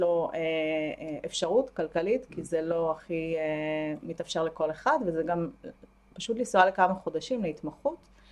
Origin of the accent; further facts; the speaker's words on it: Ashdod, Southern District, Israel; moved away as an adult; also born or lived in Tel Aviv / Haifa; אני מאשדוד במקור